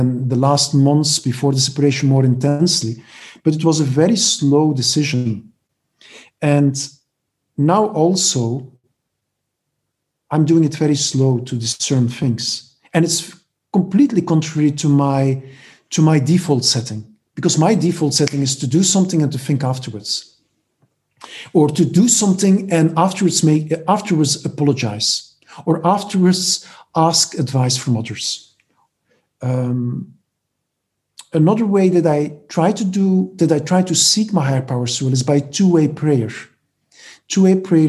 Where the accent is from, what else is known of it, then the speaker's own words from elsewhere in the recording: Belgium; English is a second language; moved away as an adult; also born or lived in Barcelona, Spain / Nashville, United States; But now here in Belgium again, I'm originally from Belgium, I moved back to Belgium